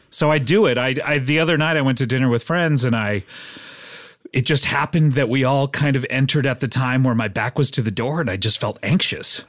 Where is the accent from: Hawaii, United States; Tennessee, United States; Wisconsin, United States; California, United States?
California, United States; Orange County; also born or lived in Savannah, Georgia; I grew up right here in California in the, uh, wonderful county of Orange County.